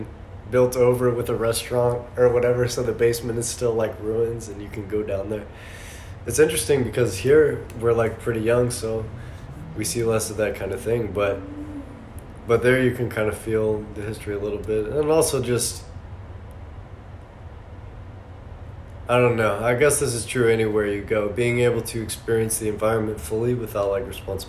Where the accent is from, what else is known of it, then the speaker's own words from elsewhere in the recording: Tucson, Arizona, United States; I've been out in Tucson